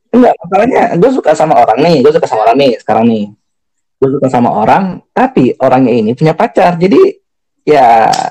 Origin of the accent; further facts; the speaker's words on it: Jakarta, Indonesia; dia orang Solo orang dia orang Solo gue orang Jakarta nih